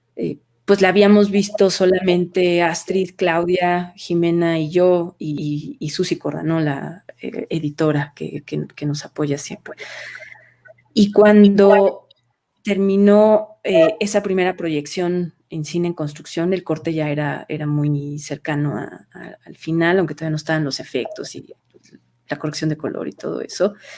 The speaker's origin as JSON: {"language": "Spanish", "country": "Mexico", "said": "como, como mexicanos"}